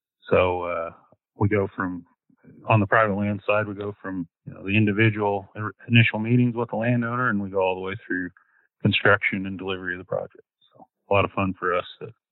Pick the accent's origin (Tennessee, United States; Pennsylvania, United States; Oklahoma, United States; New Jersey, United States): Oklahoma, United States; now in Grand Island, United States; I'm originally from Oklahoma and work out of the Nebraska Grand Island field office.